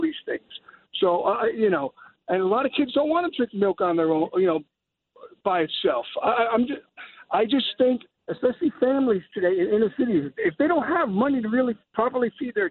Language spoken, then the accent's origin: English; New York City, New York, United States; moved away as an adult; now in Pleasantville, United States; I grew up in the Bronx on Fordham, off of Fordham as a kid